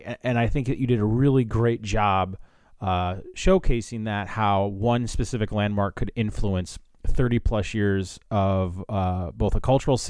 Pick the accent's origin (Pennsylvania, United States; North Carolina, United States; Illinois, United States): Illinois, United States; Chicago; now in Washington, D.C., United States; I'm in D.C., I'm from Chicago